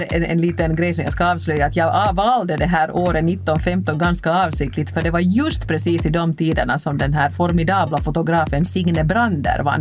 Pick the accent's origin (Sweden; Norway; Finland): Finland; Helsinki, Uusimaa; att upptäcka min hemstad på det här sättet.